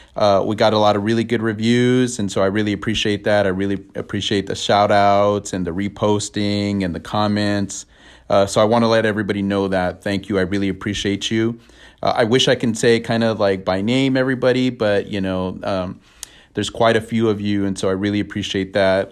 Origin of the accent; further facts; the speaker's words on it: near Pasadena, California, United States; I grew up not too far from Pasadena